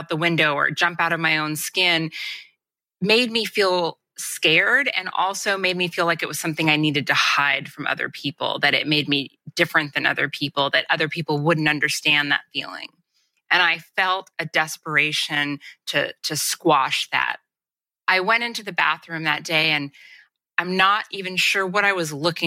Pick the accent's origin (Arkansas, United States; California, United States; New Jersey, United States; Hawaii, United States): California, United States; Los Angeles; I grew up in Los Angeles